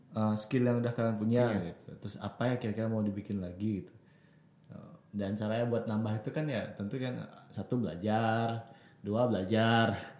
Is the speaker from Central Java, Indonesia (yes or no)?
no; Bali, Indonesia